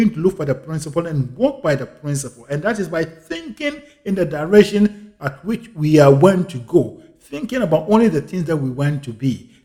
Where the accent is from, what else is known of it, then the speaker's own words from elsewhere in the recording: Ghana; my home country once again, Ghana